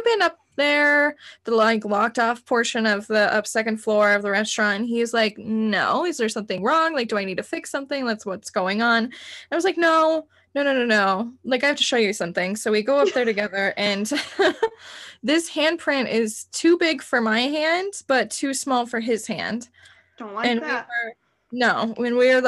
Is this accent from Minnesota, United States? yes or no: no; Cañon City, Colorado, United States; where I'm from Canyon City, Colorado